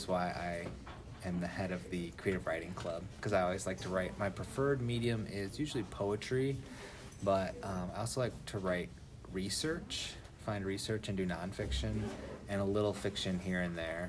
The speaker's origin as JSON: {"language": "English", "town": "Ottawa", "region": "Illinois", "country": "United States", "tie": "born or raised there", "moved": "as an adult", "lives_now": "Monticello, United States", "said": "I'm from Ottawa, Illinois, which is like 2 hours north of here."}